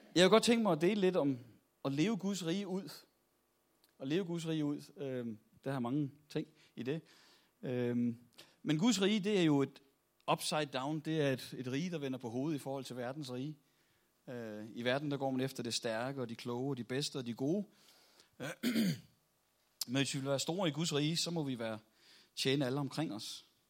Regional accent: Copenhagen, Capital Region of Denmark, Denmark; Nu er jeg jo fra København

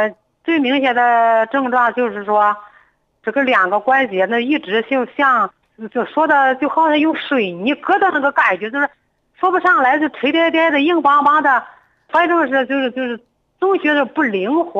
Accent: Changyuan, Henan, China; 我是咱们长垣县的。

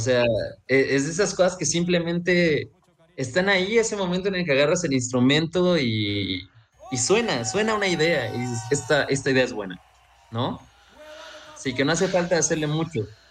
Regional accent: Veracruz, Mexico; yo soy de Veracruz

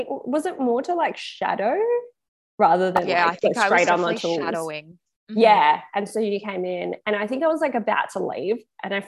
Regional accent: Perth, Western Australia, Australia; we're both from Perth. We're both the same age.

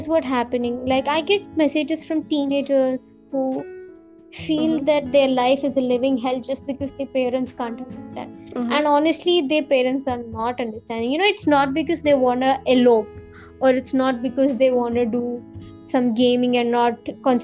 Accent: India; I'm an Indian

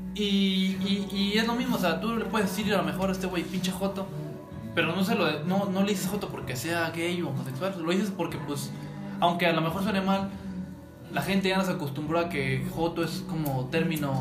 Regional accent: Mexico; uno como mexicano

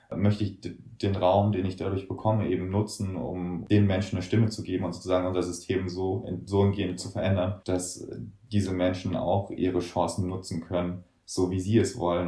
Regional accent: Germany; bei uns in Deutschland

